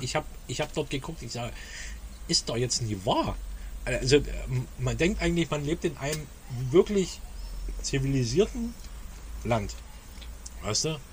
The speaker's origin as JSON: {"language": "German", "region": "East Germany", "country": "Germany", "tie": "born or raised there", "said": "ich bin im Endeffekt nie so aufgewachsen in der DDR damals"}